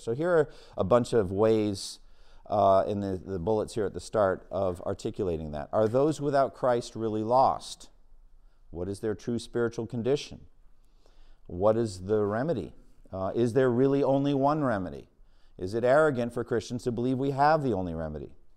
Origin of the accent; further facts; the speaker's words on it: Boston, Massachusetts, United States; my hometown of Boston